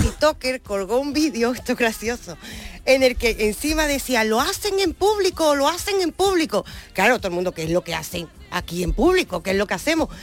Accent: Andalusia, Spain; accent: Andalusian; nuestra lengua, nuestra forma de hablar

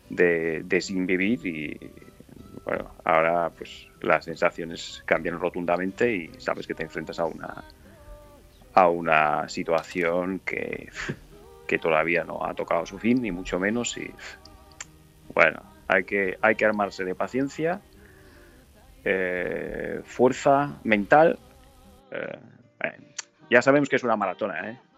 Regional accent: Donetsk, Donetsk Oblast, Ukraine; sí, sí, todos, eh, eh, nosotros que somos de Donetsk, sabemos o, sufrimos esta situación todavía a partir del 2014, 2015, cuando empezó todo

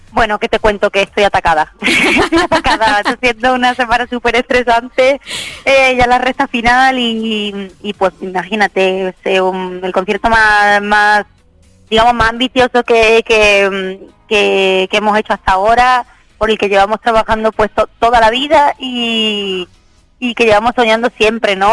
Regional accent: Málaga, Andalusia, Spain; Tocamos hoy en la Plaza de Toros de Málaga, en mi tierra

